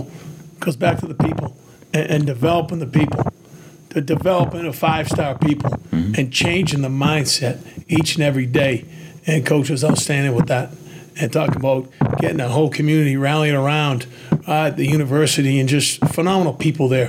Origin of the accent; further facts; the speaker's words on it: Quincy, Massachusetts, United States; accent: Boston; now in Minnesota, United States; I grew up in a Housneck section of Quincy, which is one road in, one road out